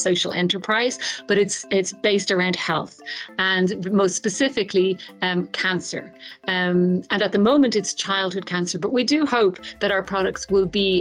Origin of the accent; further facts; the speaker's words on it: Ireland; moved away as an adult; now in Tanzania; I'm an Irish pediatric oncologist, and I have lived and worked in Tanzania for over 15 years now